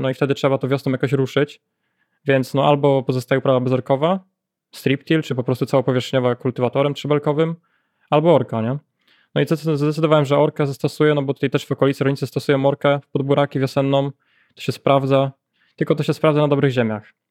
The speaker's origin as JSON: {"language": "Polish", "town": "Janowiec Wielkopolski", "region": "Kuyavian-Pomeranian Voivodeship", "country": "Poland", "said": "Ja jestem z rejonu Kasku Pomorskiego, powiat Żnin, gmina Janowiec dokładniej"}